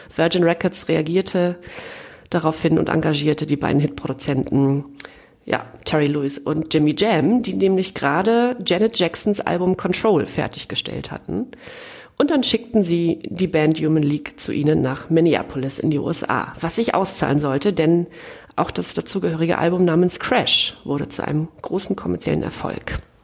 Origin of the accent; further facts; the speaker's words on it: East Germany, Germany; als Ostdeutsche